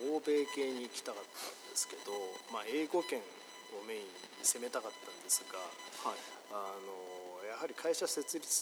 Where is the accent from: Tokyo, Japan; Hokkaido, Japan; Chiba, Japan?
Tokyo, Japan; now in Taiwan; 東京から日本の東京から来ました